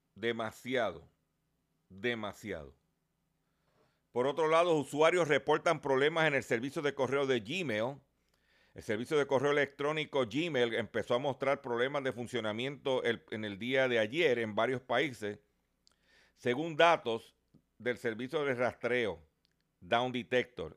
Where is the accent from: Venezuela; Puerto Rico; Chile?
Puerto Rico